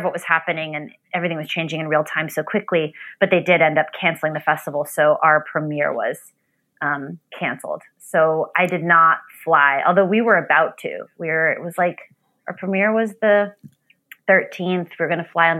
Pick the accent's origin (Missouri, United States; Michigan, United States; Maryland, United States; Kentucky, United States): Maryland, United States; Bethesda; I grew up in Bethesda, Maryland